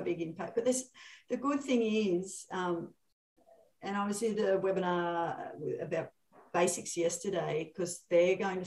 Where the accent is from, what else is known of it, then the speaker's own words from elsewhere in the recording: Sydney, New South Wales, Australia; I'm from Sydney.